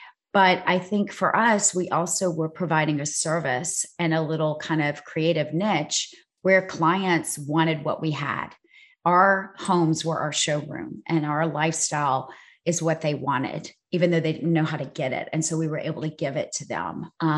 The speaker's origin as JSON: {"language": "English", "region": "South Georgia", "country": "United States", "also_born_or_lived": "Los Angeles", "moved": "yes", "lives_now": "New York City, United States", "said": "I'm from South Georgia."}